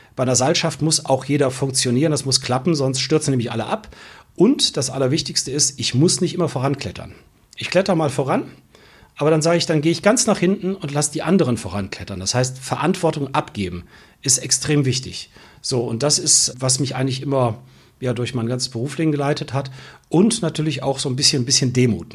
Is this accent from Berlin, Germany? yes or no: no; Solingen, North Rhine-Westphalia, Germany; also born or lived in Bonn; weil ich ursprünglich Solinger bin. bin gebürtiger Solinger